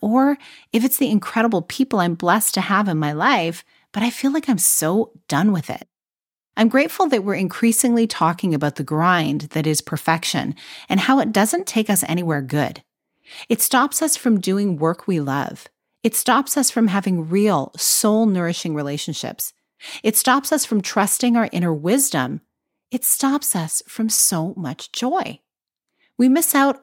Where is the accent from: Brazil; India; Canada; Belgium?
Canada; I'm Canadian